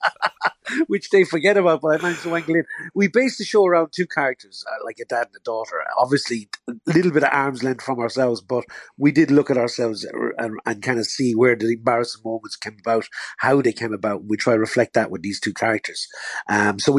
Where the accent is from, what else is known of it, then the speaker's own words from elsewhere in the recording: Tipperary, on the border with Kilkenny, Munster, Ireland; I'm from Tipperary. I'm on the border. I grew up on the border with Kilkenny.